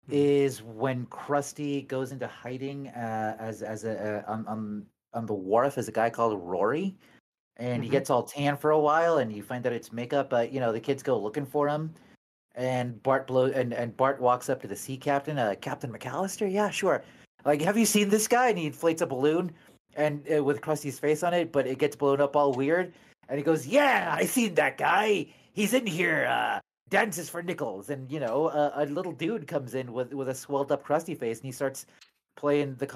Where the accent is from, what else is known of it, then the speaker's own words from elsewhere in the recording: Los Angeles, California, United States; I'm a theater actress, puppeteer, and arm wrestler from Los Angeles, California.